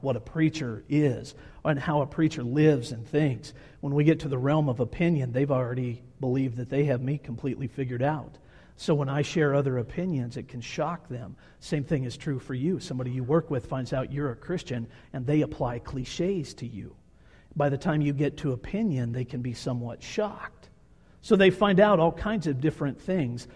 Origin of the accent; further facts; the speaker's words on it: Kansas, United States; moved away as an adult; now in Montana, United States; I am from Kansas, born and raised in the state of Kansas.